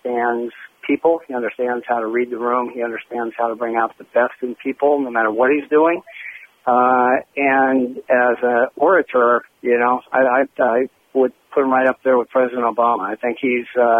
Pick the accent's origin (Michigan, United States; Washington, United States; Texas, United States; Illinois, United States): Washington, United States; Seattle; I'm from Seattle and shared a lot of time cheering for those Sonics